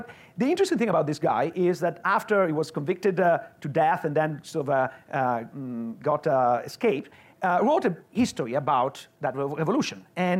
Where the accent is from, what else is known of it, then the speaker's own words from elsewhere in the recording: northern Italy, Italy; English is a second language; and I come from the North, even if my grandfather came from the South, but as I came from the North